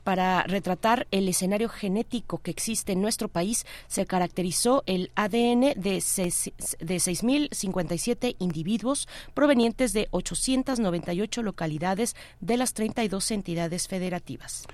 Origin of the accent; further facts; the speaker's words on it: Mexico; como mexicanos